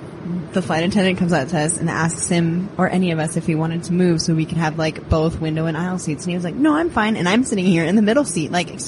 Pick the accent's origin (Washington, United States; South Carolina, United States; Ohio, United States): Washington, United States; Seattle; also born or lived in Arizona / Los Angeles; No, I grew up in Seattle. Dad was a football coach, so we bounced around a little bit. So I went to school in Arizona for college. Moved out to LA for a couple of years.